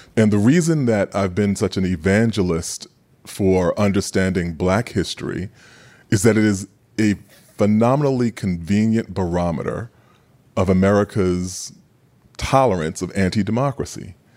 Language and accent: English; New York City, New York, United States; growing up in Queens